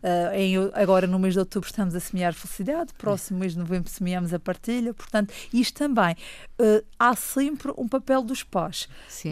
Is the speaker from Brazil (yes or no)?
no; Funchal, Madeira, Portugal; Nasci no Funchal em 1984. Portanto, estou, sou mesmo cá da nossa bela ilha.